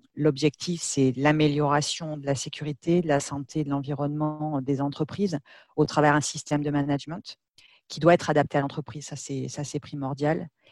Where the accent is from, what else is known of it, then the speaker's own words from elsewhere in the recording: Bordeaux, Nouvelle-Aquitaine, France; je suis de Bordeaux, donc voilà, nos, bureaux sont, là-bas